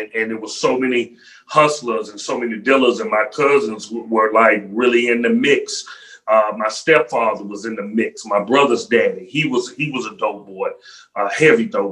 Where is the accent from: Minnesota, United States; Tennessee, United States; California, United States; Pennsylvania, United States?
Tennessee, United States; Memphis; Memphis, Tennessee, 901 Shelby Drive